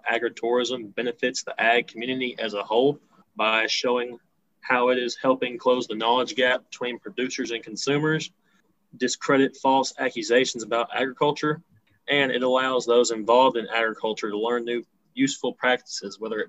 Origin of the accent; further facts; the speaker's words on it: North Texas, United States; I'm a farmer from North Texas